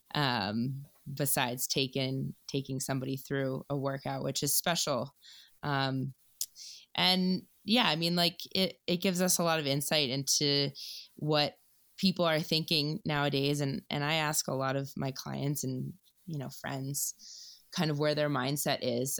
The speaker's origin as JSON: {"language": "English", "town": "Baltimore", "region": "Maryland", "country": "United States", "moved": "as an adult", "lives_now": "New York City, United States", "said": "I'm from Baltimore, but I've been in New York for about three ish years now"}